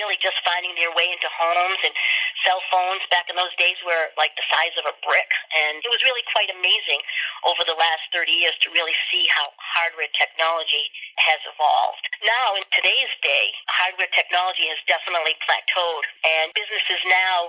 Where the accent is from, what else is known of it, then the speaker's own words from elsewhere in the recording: East Coast, United States; also born or lived in Sharon, Massachusetts; I come from the East Coast, and I reside in Sharon, Massachusetts